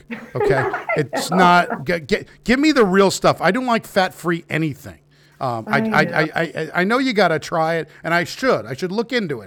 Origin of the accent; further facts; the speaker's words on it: New York, United States; moved away as an adult; I'm from New York originally. I've been living here for 20 years.